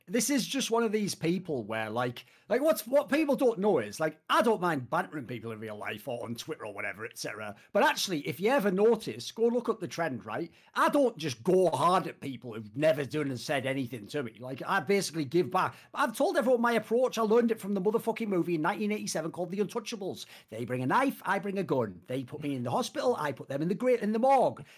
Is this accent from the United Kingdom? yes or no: yes; United Kingdom; I'm British